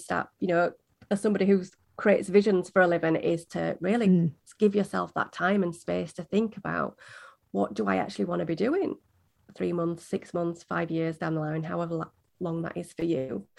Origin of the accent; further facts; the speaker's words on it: Yorkshire and the Humber, United Kingdom; I'm from Yorkshire in the UK.